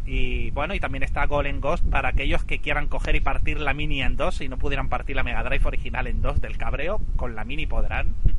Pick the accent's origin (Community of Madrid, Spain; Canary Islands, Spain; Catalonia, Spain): Canary Islands, Spain; Gran Canaria; en Gran Canaria, por lo menos por donde yo vivía